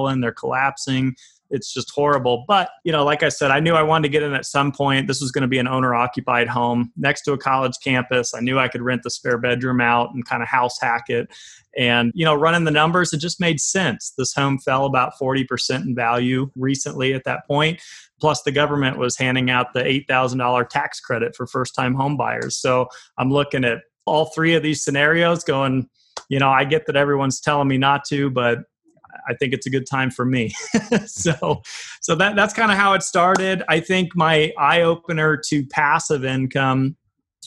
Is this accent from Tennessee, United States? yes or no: no; Fort Collins, Colorado, United States; also born or lived in Tulsa, Oklahoma; It started out in Colorado, a town called Fort Collins, about an hour north outside Denver. That's pretty much where I grew up.